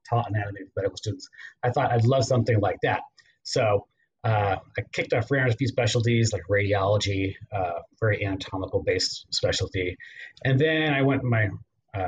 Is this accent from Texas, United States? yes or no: yes; Houston, Texas, United States; moved away as an adult; also born or lived in Provo, Utah / San Antonio, Texas / Nashville, Tennessee; now in Murfreesboro, United States; I was raised in Texas, in Houston